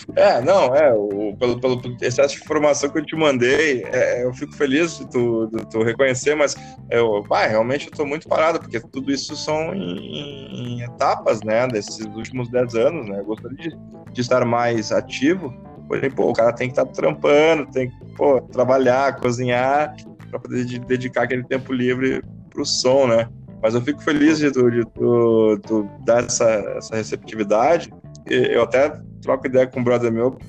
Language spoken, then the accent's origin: Portuguese; Brazil; aqui na, no nosso Brasil